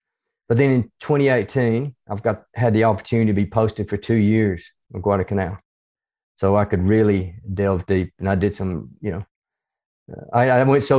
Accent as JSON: {"language": "English", "region": "the South", "country": "United States", "accent": "hybrid southern United States and Australian", "moved": "as an adult", "lives_now": "Australia", "said": "I'm originally from the United States. You can probably tell from my accent, even though it's a hybrid accent between"}